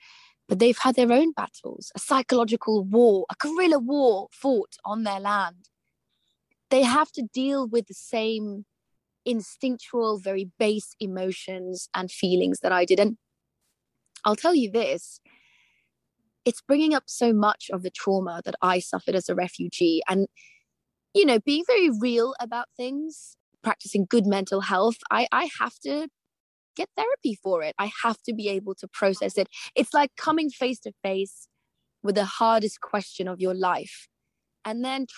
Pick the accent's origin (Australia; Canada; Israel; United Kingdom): United Kingdom; So I kind of feel, as a British Afghan person, like I'm at war with myself.